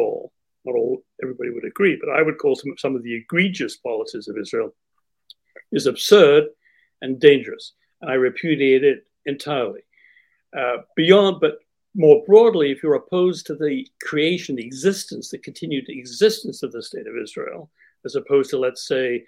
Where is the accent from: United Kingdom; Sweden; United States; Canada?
Canada; Winnipeg, Manitoba; I grew up in the Winnipeg Jewish community, Winnipeg, Manitoba, Canada